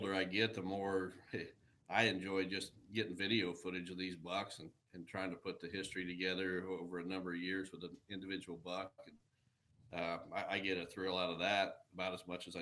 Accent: Illinois, United States; My home state of Illinois

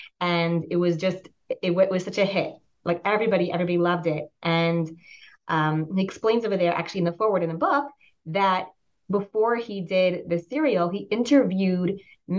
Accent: Pittsburgh, Pennsylvania, United States; I grew up in the States, moved around a lot as a child, but I spent most of my childhood years in Pittsburgh, Pennsylvania.

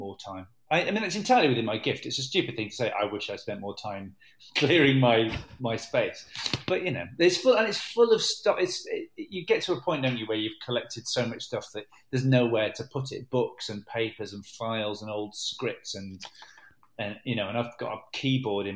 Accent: Manchester, North West England, United Kingdom; also born or lived in Cardiff / Hackney; I was brought up in Manchester

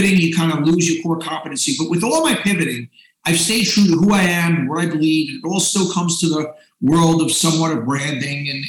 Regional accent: New York City, New York, United States; I grew up in Queens

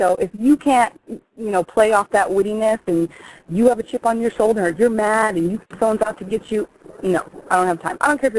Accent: Midwest, United States; I am from the Midwest. I do have, like, those Midwest PTA mom values.

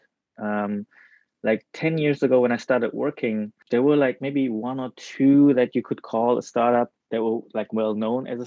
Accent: Germany; moved away as an adult; also born or lived in Tokyo, Japan / Netherlands; now in Japan; I was born in Tokyo, but I was raised in Germany. We went to Germany before I even turned 1 year old. Stayed there until high school graduation, almost 20 years

